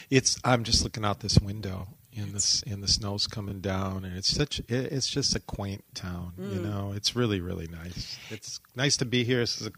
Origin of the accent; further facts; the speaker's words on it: Kalamazoo, Michigan, United States; also born or lived in Muskegon, Michigan; I grew up in Kalamazoo